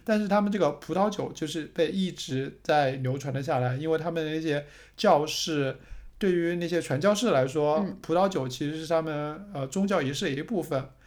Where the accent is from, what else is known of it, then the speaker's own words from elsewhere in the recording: China; moved away; 按照我们中国人的想法